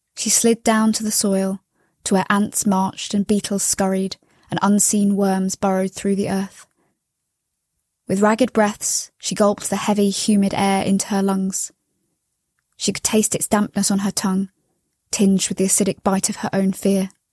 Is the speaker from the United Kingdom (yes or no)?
yes; London, United Kingdom; I'm from London in the U K.